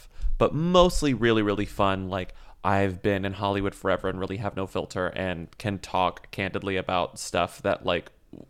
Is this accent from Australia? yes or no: yes; Australia; born or raised there